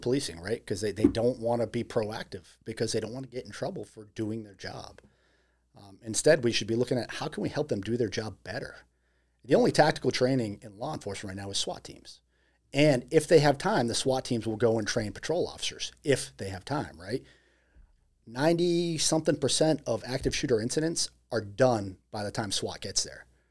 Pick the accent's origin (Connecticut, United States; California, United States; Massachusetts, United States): Massachusetts, United States; moved away; it's my hometown.